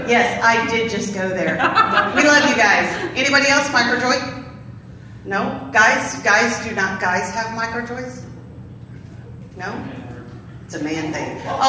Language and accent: English; Chicago, Illinois, United States; moved away; where I grew up originally in Chicago